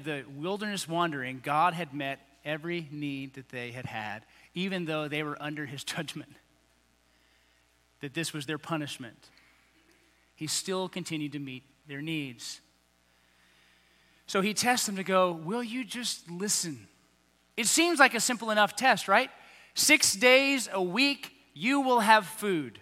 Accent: United States; I'm an American

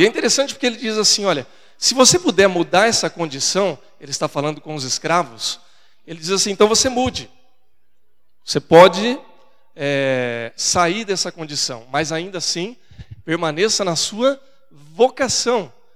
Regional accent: São Paulo, Brazil; accent: caipira; caipira como eu, né, que fala porta, porteira, portão.

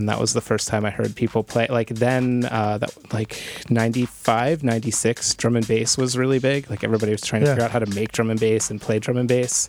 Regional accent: Pittsburgh, Pennsylvania, United States; now in New York, United States; Pittsburgh. No, I grew up in Pittsburgh.

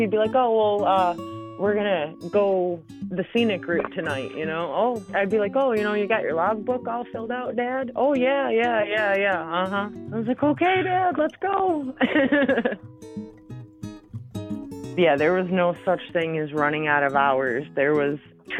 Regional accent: Cincinnatus, New York, United States; I am from Cincinnati, New York.

